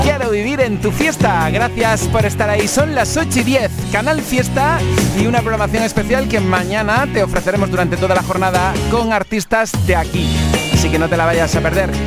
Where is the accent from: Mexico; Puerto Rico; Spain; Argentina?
Spain; Salobreña, Andalusia; mi pueblo